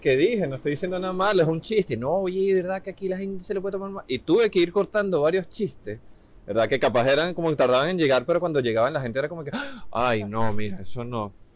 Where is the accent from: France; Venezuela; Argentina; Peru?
Venezuela; now in Chile